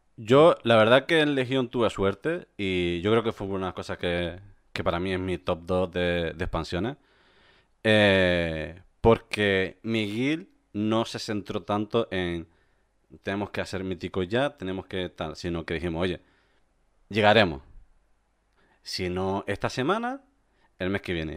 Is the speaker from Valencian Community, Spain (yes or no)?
no; Canary Islands, Spain; moved away as an adult; also born or lived in Córdoba; yo soy canario y me mudé a la península en 2010